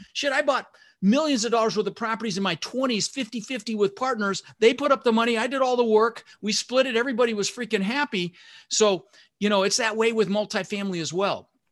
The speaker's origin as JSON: {"language": "English", "town": "Denver", "region": "Colorado", "country": "United States", "tie": "born or raised there", "also_born_or_lived": "Netherlands", "second_language": "English", "said": "So I immigrated this country when I was six years old, my brother Albert, my mother Zvonta, and we didn't have much growing up. We ended up in Denver, Colorado. I was born in Holland in the Netherlands"}